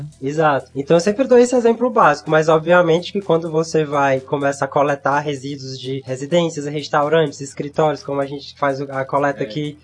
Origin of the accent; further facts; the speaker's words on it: Pedro II, Piauí, Brazil; Eu sou de Pedro II, sim, sim. aqui no interior do Piauí, então cresci lá perto de uma reserva ambiental